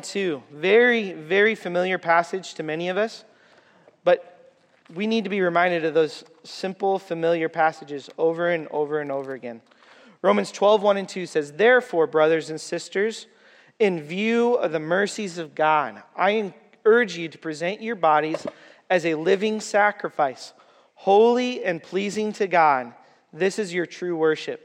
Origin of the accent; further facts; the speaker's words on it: Waterloo, Iowa, United States; I'm from Waterloo.